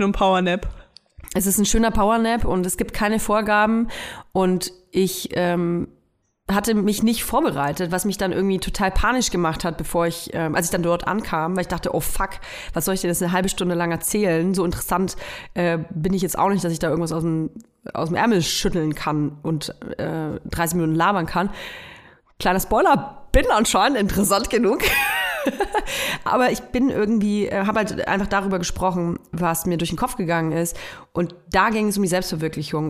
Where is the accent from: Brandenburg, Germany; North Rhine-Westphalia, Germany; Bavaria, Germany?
Bavaria, Germany; Nuremberg; moved away; Ich komme ja aus Nürnberg und ich höre auch total gerne Nürnberger Radiosender. Ähm, ich, mein Lieblingsradiosender früher als Kind war N1 natürlich